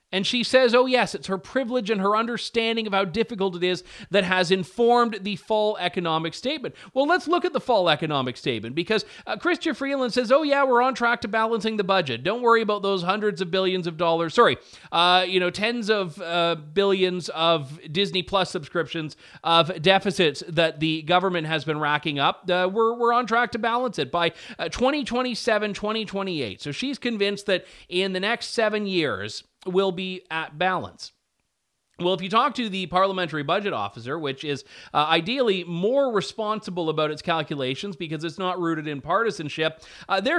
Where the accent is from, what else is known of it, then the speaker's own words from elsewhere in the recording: Canada; I, I, as a Canadian taxpayer, would happily cut my portion of the CBC subsidy